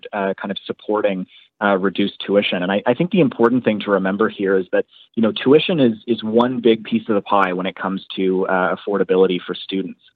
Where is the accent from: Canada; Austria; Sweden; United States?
Canada; Ontario; moved away as an adult; now in Halifax, Canada; so I go to school here in Halifax, but I grew up in Ontario